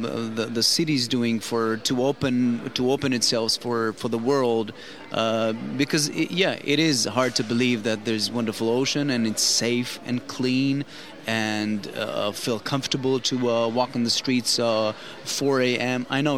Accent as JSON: {"language": "English", "town": "Rehovot", "region": "Central District", "country": "Israel", "tie": "born there", "said": "I was born actually in Rehovot, which is around 30 kilometers from here."}